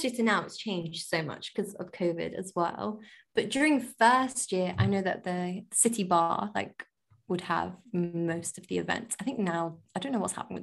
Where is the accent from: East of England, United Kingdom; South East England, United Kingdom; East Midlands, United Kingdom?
East Midlands, United Kingdom; Leicester; moved away as an adult; now in London, United Kingdom; I'm from Leicester